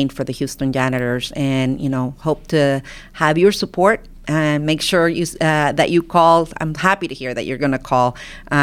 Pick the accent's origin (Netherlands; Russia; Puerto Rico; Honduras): Honduras; now in Texas, United States; I'm an immigrant from Honduras, and my grandfather and my grandmother, it's who raised me. You know, my mom immigrated here, had to leave us behind in Honduras.